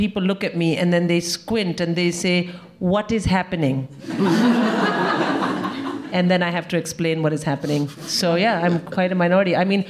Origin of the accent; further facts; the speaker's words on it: India; I'm an Indian woman whose parents are from two different parts of India, very, very different, North India and South India. My face looks like I'm from my father's part of India